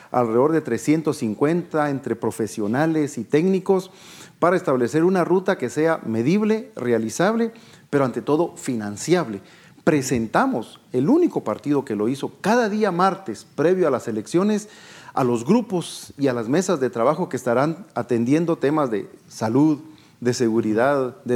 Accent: Guatemala; no nos dieron las soluciones a los grandes problemas que tenemos como guatemaltecos

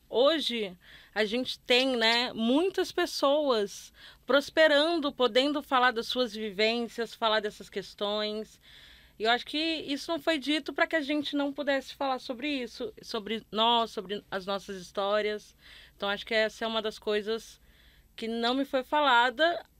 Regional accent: Northeast Region, Brazil; moved away as an adult; also born or lived in Rio de Janeiro; sou nordestina, mas eu cresci numa cidade de interior

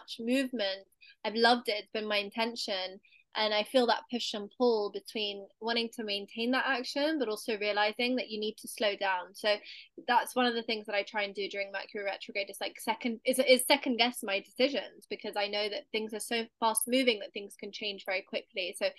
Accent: London, United Kingdom; So I'm in London right now. I was born in London.

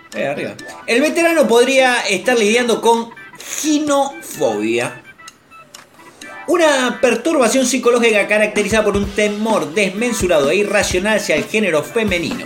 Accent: Argentina; mi experiencia como niño, como argentino

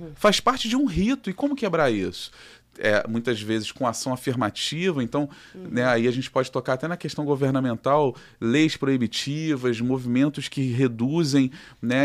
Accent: Rio de Janeiro, Brazil; aqui do Rio de Janeiro, somos do Rio.

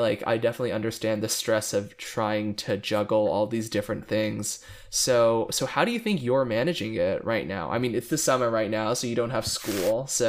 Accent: Dallas, Texas, United States; I'm from Dallas.

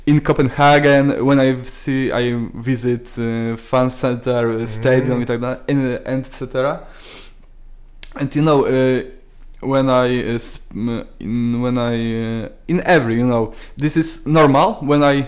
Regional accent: Włocławek, Kuyavian-Pomeranian Voivodeship, Poland; English is a second language; In Poland, you know, I am from Wrocławek

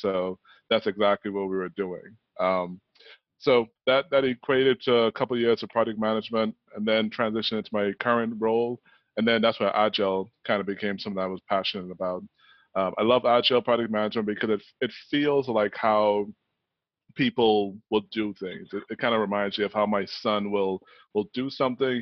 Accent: Bahamas; growing up in the Bahamas

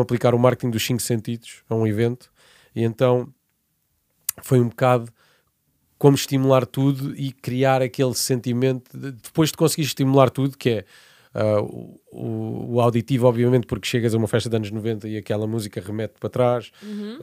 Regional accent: Portimão, Algarve, Portugal; moved away as an adult; also born or lived in Évora / Lisbon / Spain / Brazil; eu vivi até fora de Portimão, que é de onde eu sou

